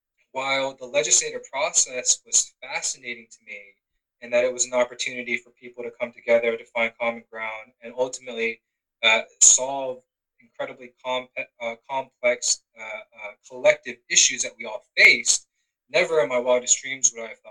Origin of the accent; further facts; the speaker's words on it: Georgia, United States; I'm proud of my Korean heritage, but I'm born and raised in Georgia. And, you know, this is the only home that I know of.